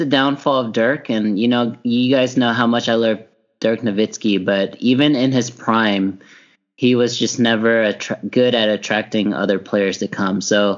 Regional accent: Dallas, Texas, United States; my hometown team, the Dallas Mavericks.

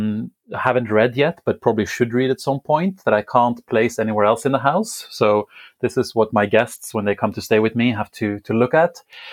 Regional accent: Bodø, Nordland, Norway; moved away as an adult; also born or lived in London; I am 33 years old at the moment, and I'm from the north of Norway. So I'm from Bodø.

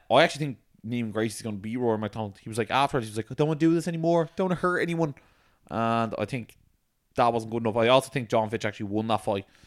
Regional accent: Ireland; we're from Ireland

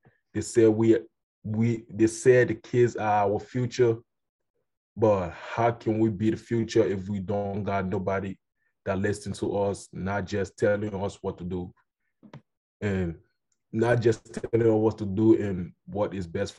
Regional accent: Liberia; first language Kolokwa; I am from Liberia, where the sun shines every day

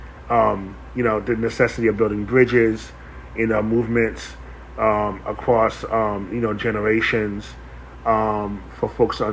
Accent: New York City, New York, United States; also born or lived in Bronx, New York; I'm originally from Harlem, New York. I was born there and grew up in New York

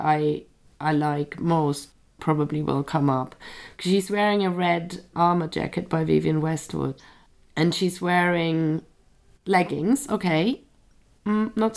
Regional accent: Germany; born or raised there; moved away as an adult; now in London, United Kingdom

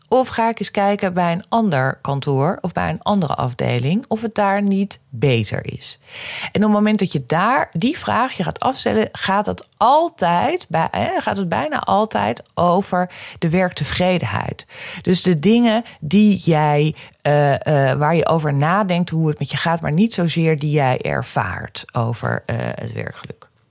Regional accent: Amsterdam, North Holland, Netherlands; ik kom uit Amsterdam

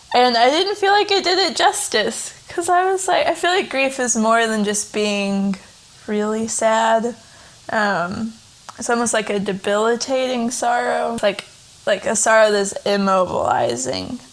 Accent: Tennessee, United States; now in Kentucky, United States; I'm from Tennessee originally. I currently live in Kentucky with my husband Taylor.

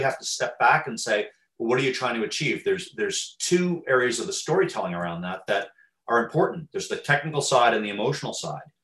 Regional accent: Teaneck, New Jersey, United States; Teaneck, New Jersey, my hometown

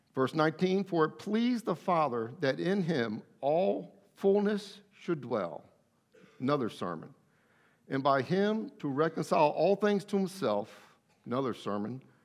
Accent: Athens, Attica, Greece; I was born in Athens, Greece

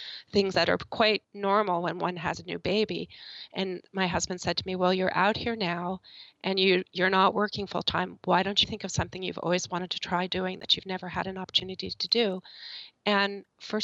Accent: Morristown, New Jersey, United States; moved away; also born or lived in Weston, Connecticut; I grew up in Morristown, New Jersey

